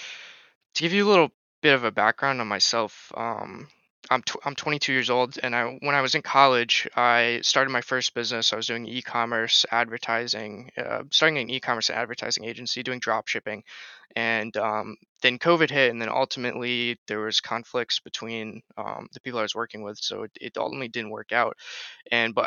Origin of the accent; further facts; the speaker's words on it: Rhode Island, United States; I'm from Rhode Island on the East Coast of the United States